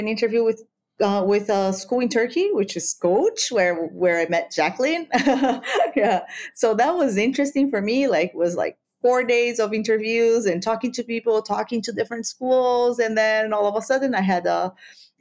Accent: Brazil; first language Spanish; English is a second language; moved away as an adult; also born or lived in Peru; now in Abuja, Nigeria; I grew up in Brazil

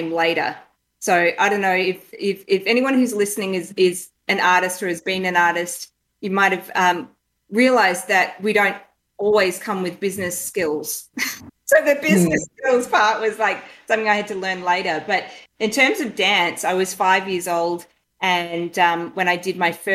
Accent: northeast Victoria, Australia; moved away; So very small country town in northeast Victoria.

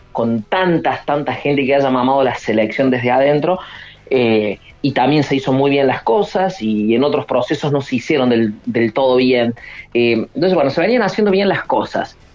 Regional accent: Río Cuarto, Córdoba, Argentina; yo soy de Córdoba, de la zona de Río Cuarto

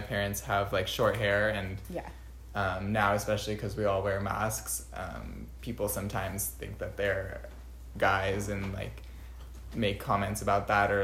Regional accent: Bay Area, California, United States; I'm born and raised in the Bay Area

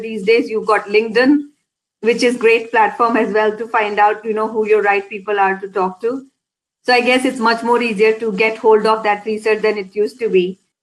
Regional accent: India; moved away as an adult; now in Scotland, United Kingdom; I was born and brought up in India. I came to Scotland back in 2002

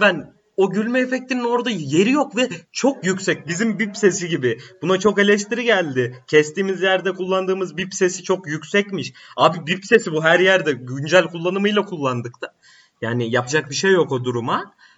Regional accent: Black Sea Region, Turkey; bir Karadenizli olarak

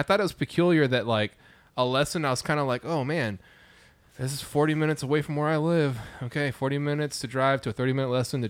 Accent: Lawton, Oklahoma, United States; born or raised there; moved away

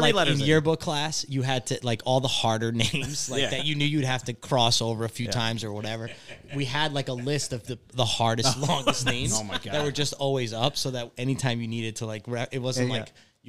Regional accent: Bethel, Connecticut, United States; I grew up in Bethel from that point, 4th grade, and stayed, you know, all the way through high school, graduated 2000.

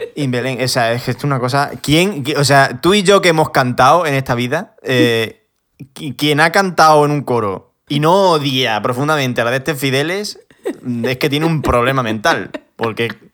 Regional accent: a small village in Badajoz, Extremadura, Spain; yo soy de un pueblo pequeño de Badajoz, 2.500 habitantes.

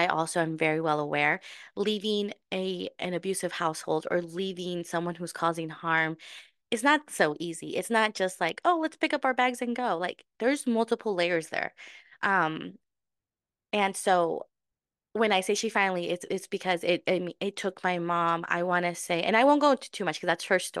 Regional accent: Mexico; born there; But yes, so I was born in Mexico.

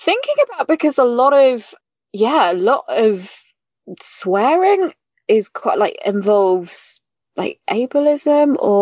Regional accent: United Kingdom; accent: British; now in London, United Kingdom; I'm British. I am British. I say obviously, I mean, from my accent.

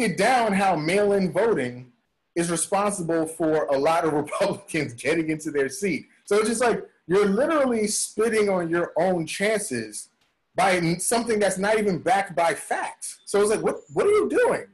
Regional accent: New York City, New York, United States; I'm from the Bronx, right? I'm from mm-hmm. Bronx, New York

